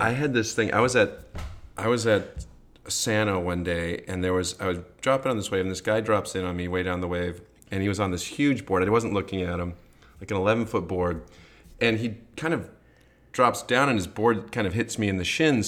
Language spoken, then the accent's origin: English; Grand Haven, Michigan, United States; now in California, United States; I grew up in Michigan surfing on the Great Lakes